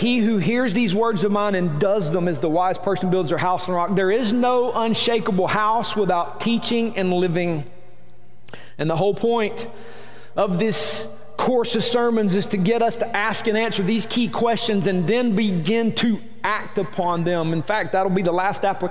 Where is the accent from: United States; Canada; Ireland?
United States; Rome, Georgia; I'm from Rome, Georgia. I was born and raised here.